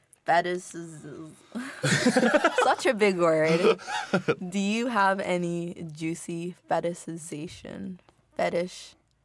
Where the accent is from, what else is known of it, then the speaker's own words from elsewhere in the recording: Inglewood, California, United States; I'm from Inglewood. It's a mostly black and brown city, right?